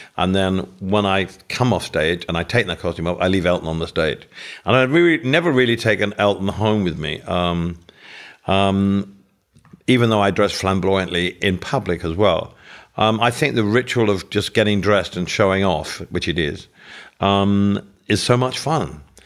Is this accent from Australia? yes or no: no; England, United Kingdom; living in England